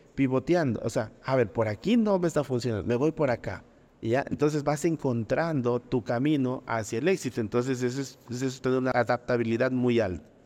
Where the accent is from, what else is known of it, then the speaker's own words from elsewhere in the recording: Loja, Ecuador; cuando nacemos en, regiones como Loja, o, en países como Ecuador